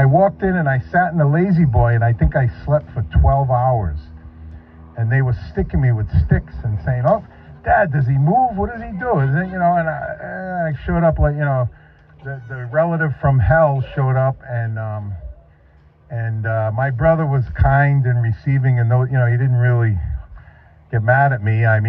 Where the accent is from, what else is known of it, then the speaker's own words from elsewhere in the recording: Northeast, United States; Now, he lived in the Carolinas. I was from the Northeast. I took an 18-hour bus ride